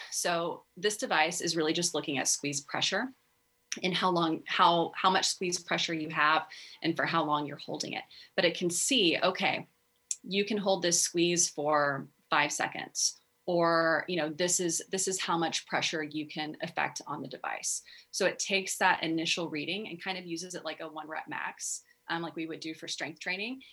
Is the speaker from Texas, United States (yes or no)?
yes; Texas, United States; I grew up in Texas